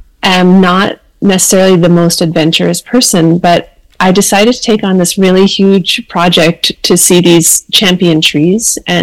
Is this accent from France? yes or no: no; Surrey, British Columbia, Canada; also born or lived in Toronto / Vancouver; now in Gulf Islands, Canada; I'd been living in Toronto for about 9 years. And like a lot of folks who grew up in the Lower Mainland of BC, like I grew up in Surrey, I hadn't really been outside of the Lower Mainland.